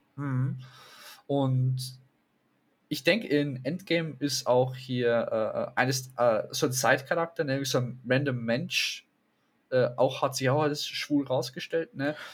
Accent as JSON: {"language": "German", "country": "Germany", "said": "Bei uns in Deutschland, zumindest, ich sage in dem Bereich, wo wir leben"}